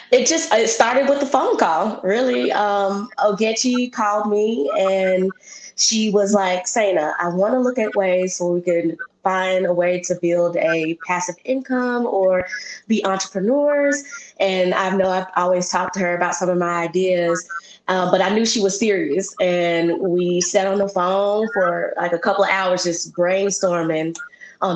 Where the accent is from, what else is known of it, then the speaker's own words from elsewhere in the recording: Memphis, Tennessee, United States; an African American born in Memphis, Tennessee, born and raised